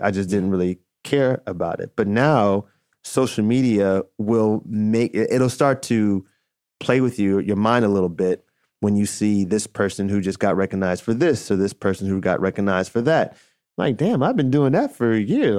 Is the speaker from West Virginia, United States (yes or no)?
no; Chicago, Illinois, United States; I was a D J at a roller rink growing up in Chicago